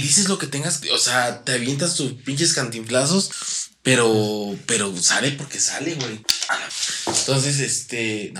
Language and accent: Spanish; Mexico; yo soy mexicano